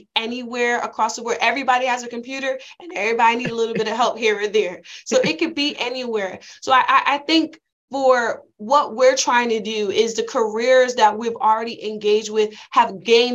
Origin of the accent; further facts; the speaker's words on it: Bridgeport, Connecticut, United States; I'm from Bridgeport